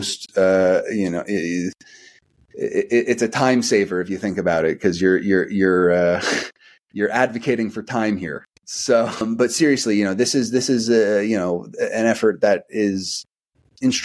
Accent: United States; as an American

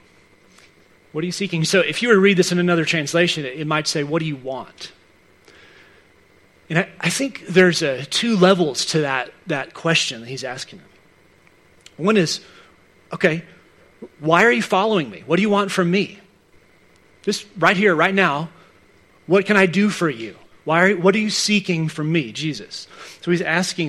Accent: Dallas, Texas, United States; moved away; I grew up in Dallas

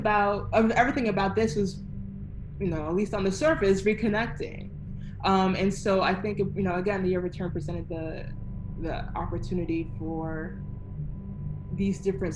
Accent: United States; since I'm American

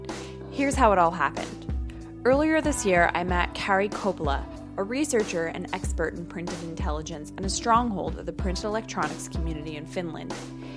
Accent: Canada; We're Canadian

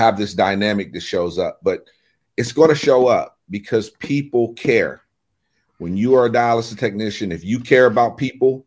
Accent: United States; being in my hometown, I knew a lot of the people

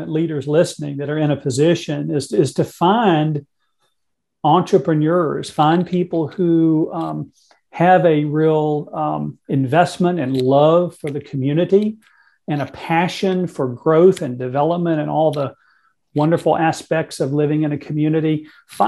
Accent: Mississippi, United States; the state of Mississippi, my home state

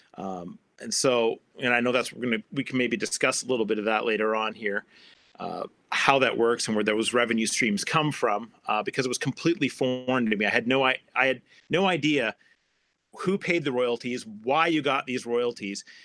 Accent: Canada; I'm a Canadian

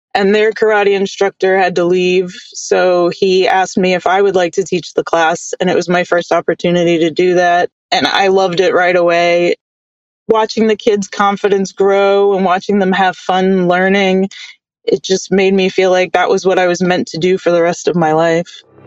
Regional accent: New York City, New York, United States; I grew up in New York in the Bronx

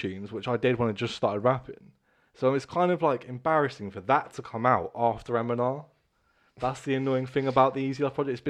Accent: Bournemouth, South West England, United Kingdom; Born and bred, like, Bournemouth, more or less. Yeah. I moved away a little bit and come back.

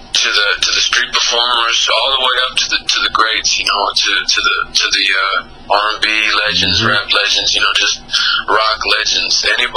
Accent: Texas, United States; now in Dallas, United States; Yeah, I grew up in West Texas. I moved around a lot, so it's just, I grew up the whole Lone Star State, you know, I got love for it because I've been all over the map, but Dallas is where I currently reside.

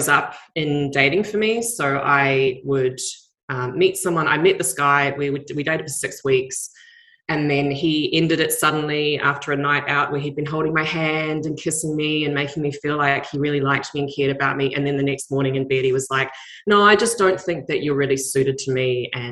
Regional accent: New Zealand; now in Australia

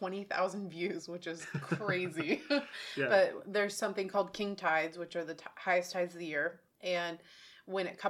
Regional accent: Oregon, United States; we're from Oregon

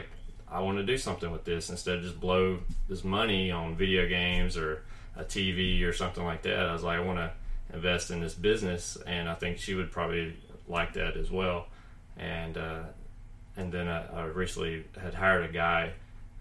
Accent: Columbus, United States; now in Huntsville, United States; I grew up in Columbus

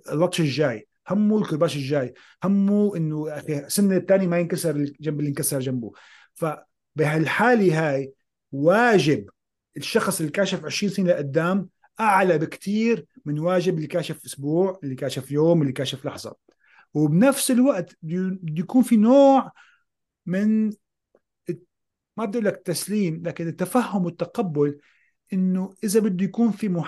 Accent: Syria; moved away; انا طلعت من سوريا خيو بدي احكي لك بكل صراحه

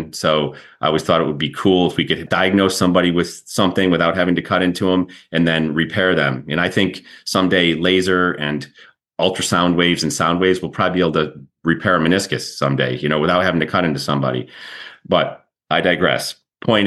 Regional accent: Rochester, New York, United States; moved away; also born or lived in Syracuse, New York / Birmingham, Alabama; I'm originally from Rochester, New York

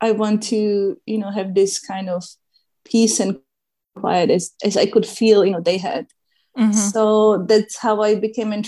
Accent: Czechia; moved away; I grew up in Czech Republic, and Czech Republic doesn't have an ocean or sea.

